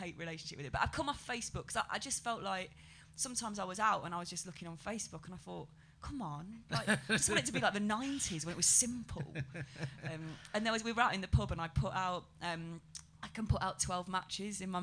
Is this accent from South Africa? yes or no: no; Derbyshire, East Midlands, United Kingdom; now in London, United Kingdom; I'm from Derbyshire